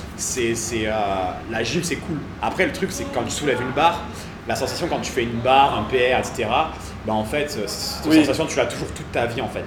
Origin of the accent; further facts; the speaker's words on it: Cavaillon, Provence-Alpes-Côte d'Azur, France; j'étais de Cavaillon, donc Avignon